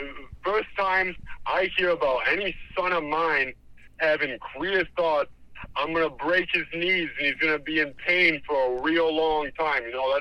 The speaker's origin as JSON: {"language": "English", "region": "New Jersey", "country": "United States", "tie": "born or raised there", "said": "when I used to live in, I grew up in New Jersey."}